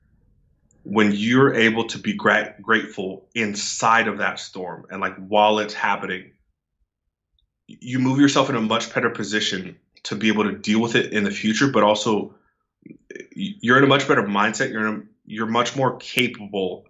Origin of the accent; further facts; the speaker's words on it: right outside of San Francisco, California, United States; I'm from California, right outside of San Francisco